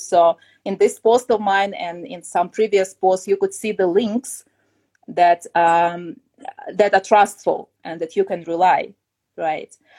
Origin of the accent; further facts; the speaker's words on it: Kyiv, Ukraine; moved away as an adult; I come from Kiev. I was born there and I lived all my life before I started my trip.